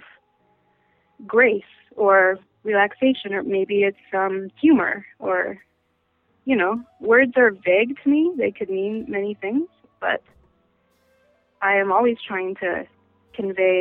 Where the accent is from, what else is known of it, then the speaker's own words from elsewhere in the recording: Vancouver, British Columbia, Canada; moved away as an adult; now in New York, United States; I'm from Vancouver, Canada, and in Canada we have something called the Royal Conservatory of Music